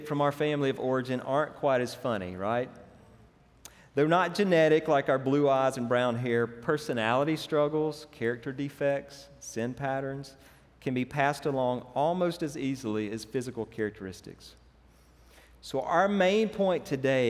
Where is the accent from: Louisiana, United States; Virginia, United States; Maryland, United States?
Louisiana, United States; Franklin; I grew up in Franklin, it's kind of a small town.